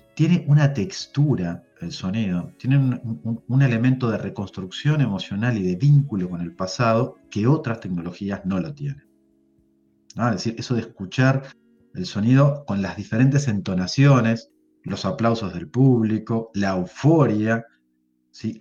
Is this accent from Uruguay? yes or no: yes; Uruguay; Nosotros somos uruguayos, pero somos ni argentinos ni brasileños.